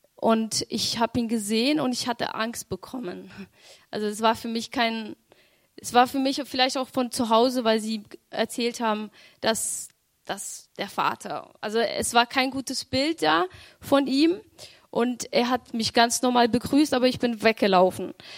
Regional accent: Romania; ich bin in Rumänien geboren

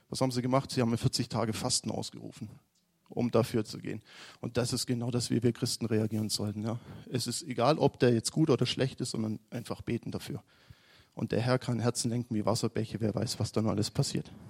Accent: Aalen, Baden-Württemberg, Germany; now in Munich, Germany; ihr wisst alle, dass ich noch nicht so lange in München bin. Mein Onkel ist Pastor in Kaufbeuren. Wir kommen eigentlich aus Aalen.

